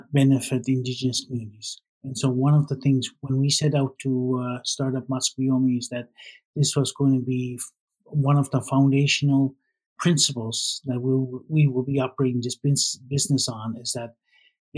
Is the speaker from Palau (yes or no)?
no; Canada; I grew up in Baligoid First Nation, but nobody really knows where that is